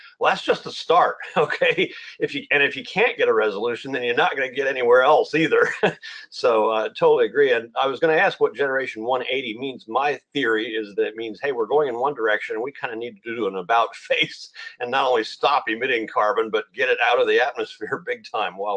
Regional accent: Virginia, United States; And I'm from Virginia myself originally.

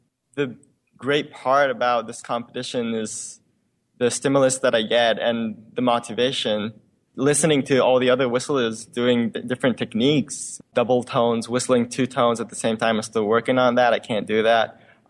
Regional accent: Tokyo, Japan; I'm from Tokyo, Japan, and I just turned 20 this January.

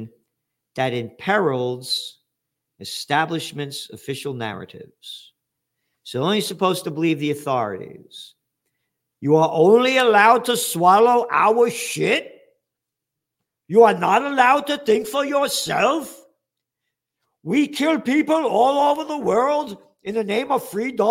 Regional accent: United States; I'm an American

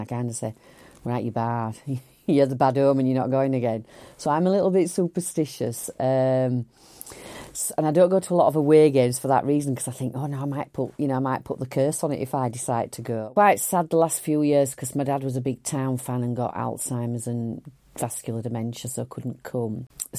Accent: Huddersfield, Yorkshire and the Humber, United Kingdom; it's my home, it's my hometown.

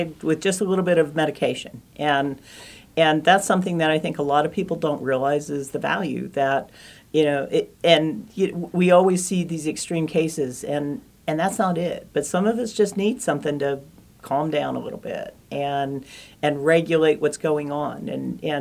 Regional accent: Hartford, Kansas, United States; moved away as an adult; also born or lived in Manhattan, Kansas; I am originally from Hartford, Kansas

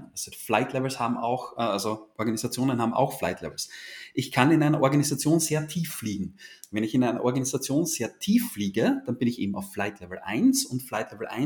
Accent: Austria; Und wie man hört, ich komme aus Österreich.

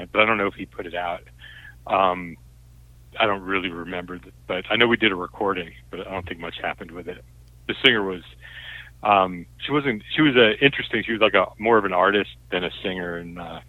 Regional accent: New York, United States; I grew up outside New York, and, you know, growing up there, I didn't want to go back there.

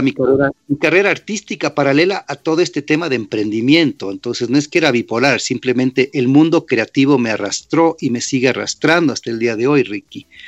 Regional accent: Ecuador; moved away as an adult; also born or lived in New York / Washington; apenas me fui del Ecuador, 18 y medio.

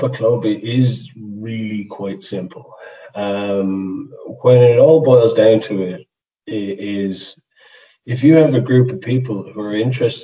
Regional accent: Limerick, Munster, Ireland; now in Carlow, Ireland; I'm originally from Limerick, but yeah, Carlow's home, Carlow Wicklow border.

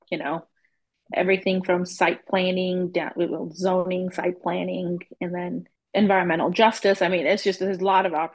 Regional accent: Zambia; moved away as an adult; also born or lived in London / Southern Georgia; now in Oklahoma City, United States; And I grew up in Zambia. I was born in London, grew up in Zambia

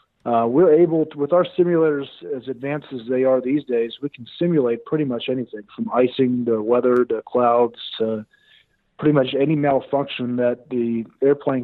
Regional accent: Texas, United States; moved away as an adult; growing up in Texas

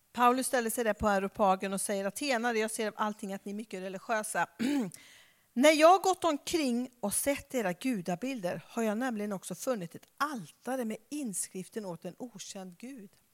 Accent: Skara, Västra Götaland, Sweden; now in Stockholm, Sweden; jag kommer ju från Skara

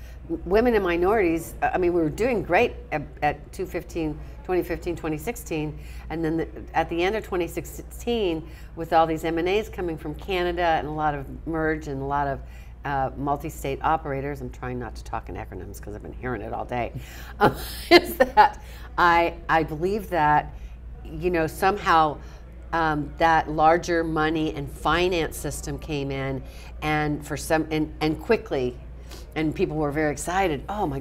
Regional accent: New Orleans, Louisiana, United States; And I pride myself as a New Orleans girl that I have so much serendipity in my life. I was born in New Orleans, and I just have a knack of being at the right place at the right time

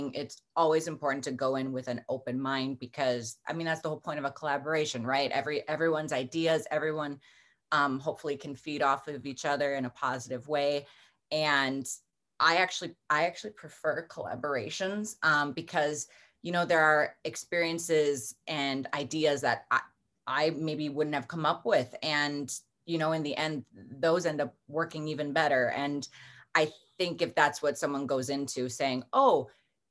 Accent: Milwaukee, Wisconsin, United States; I'm from Milwaukee, Wisconsin, and we are the land of beer and cheese and fried food

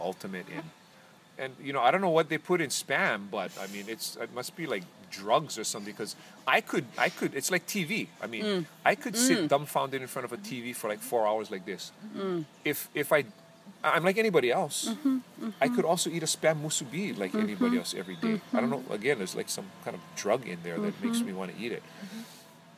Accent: Hawaii, United States; as a Hawaiian

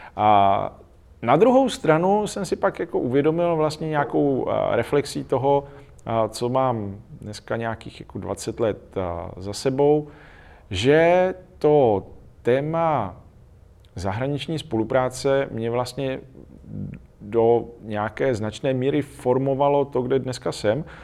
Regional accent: Czechia; my dneska jsme spíš v těch bohatých zemích než v těch chudých zemích

